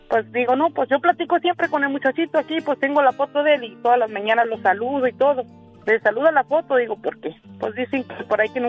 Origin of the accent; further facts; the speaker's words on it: Tepehuanes, Durango, Mexico; born there; En es Durango, México.